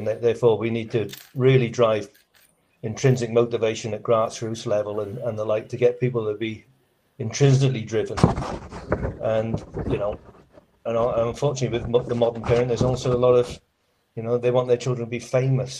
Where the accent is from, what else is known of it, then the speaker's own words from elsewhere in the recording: Welsh, Wales, United Kingdom; also born or lived in Australia; now in Christchurch, New Zealand; I count myself as an Aussie. So a Welsh Aussie